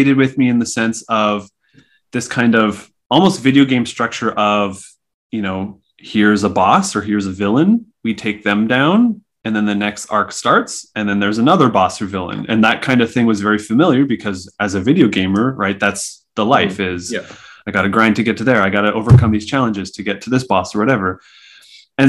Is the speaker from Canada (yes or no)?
yes; Saskatchewan, Canada; moved away; I grew up in Saskatchewan and I had to drive basically an hour and a half to get to a comic shop